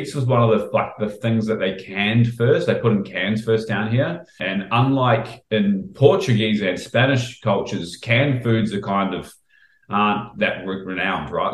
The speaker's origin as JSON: {"language": "English", "country": "New Zealand", "tie": "born or raised there", "moved": "as an adult", "lives_now": "Australia", "said": "when I grew up in New Zealand"}